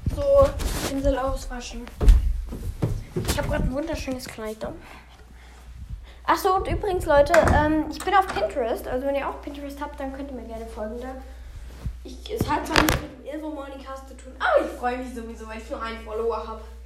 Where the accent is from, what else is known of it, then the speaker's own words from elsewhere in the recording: Austria; ich bin ein Österreicher